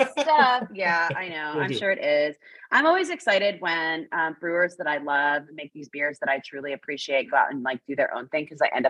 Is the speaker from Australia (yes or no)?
no; Canada; I am a Canadian